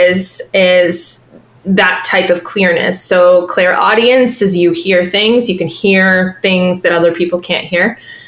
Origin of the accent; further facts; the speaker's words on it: Boston, Massachusetts, United States; moved away as an adult; now in Savannah, United States; I'm originally from Boston